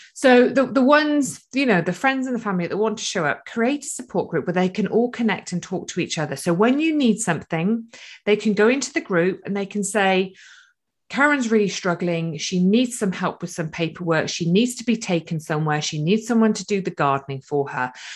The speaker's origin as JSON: {"language": "English", "country": "United Kingdom", "said": "we're typically British"}